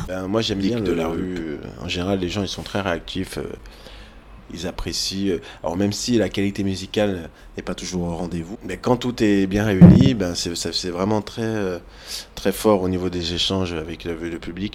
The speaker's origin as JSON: {"language": "French", "country": "France", "said": "je suis français"}